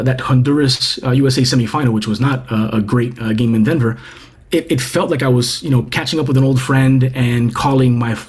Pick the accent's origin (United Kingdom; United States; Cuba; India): Cuba; I was born in Cuba